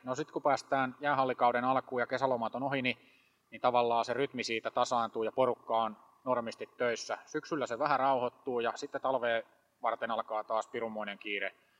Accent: Hollola, Päijät-Häme, Finland; meillä Hollolassa

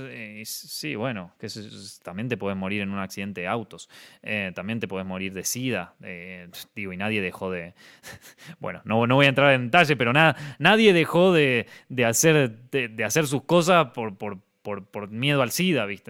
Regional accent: Argentina; moved away

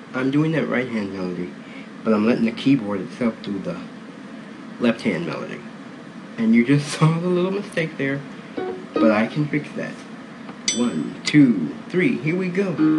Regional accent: Cleveland, Ohio, United States; moved away; The reason for the 216 is because I'm originally from Cleveland

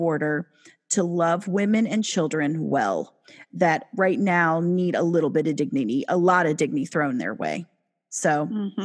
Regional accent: United States; also born or lived in Washington, D.C.; As an American, we are over here in Washington, D.C.

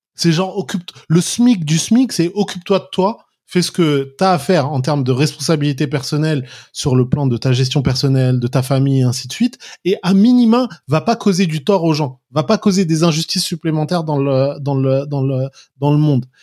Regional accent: Paris, Île-de-France, France; also born or lived in Kafr el-Dawwar, Egypt; je suis né et j'ai grandi à Paris, d'origine égyptienne et algérienne

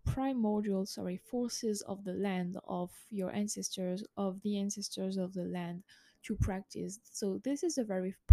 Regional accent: France; I was born in France

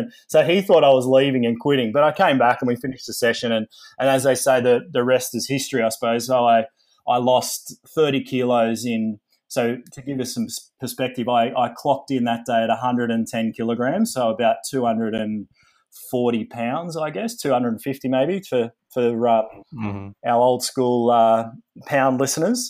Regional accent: Sydney, New South Wales, Australia; I grew up in Sydney in Australia

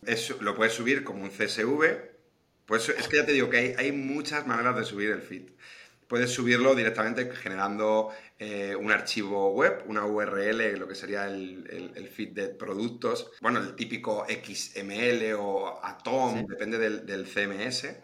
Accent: Madrid, Community of Madrid, Spain; yo soy de Madrid

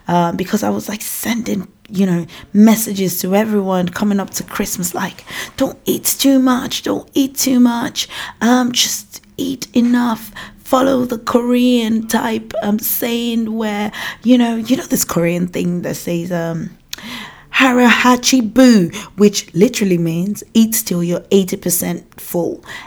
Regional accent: Nigeria; accent: African; moved away as an adult; now in United Kingdom; I have an African accent because I was born and raised in Nigeria, and I came to the United Kingdom when I was 19 years old.

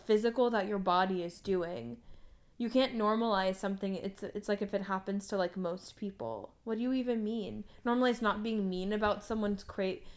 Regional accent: United States; as an American

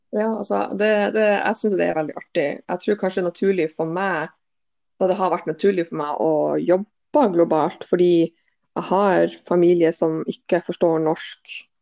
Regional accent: Bodø, Nordland, Norway; jeg er oppvokst i Bodø, så jeg er jo fra samme plassen som Eir

